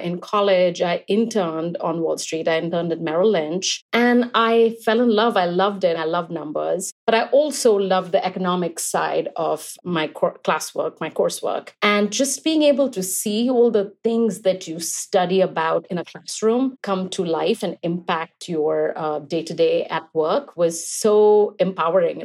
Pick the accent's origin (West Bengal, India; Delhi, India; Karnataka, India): West Bengal, India; Kolkata; moved away; I grew up in Calcutta, India, and I moved here when I was young